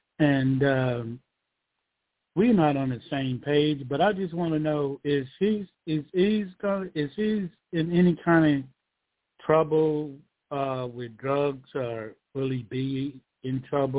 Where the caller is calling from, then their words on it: Georgia, United States; I'm calling from Georgia.